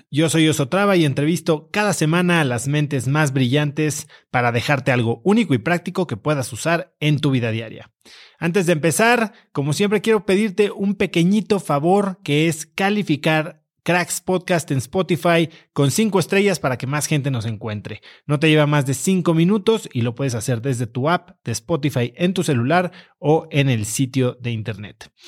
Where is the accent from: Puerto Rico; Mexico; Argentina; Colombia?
Mexico; Y creo que como mexicanos siempre estamos buscando ser el 100%